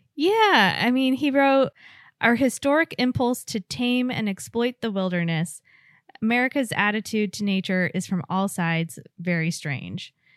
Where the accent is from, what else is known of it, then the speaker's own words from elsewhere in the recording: West Coast, United States; moved away; I grew up on the West Coast, and on the East Coast, I only lived in cities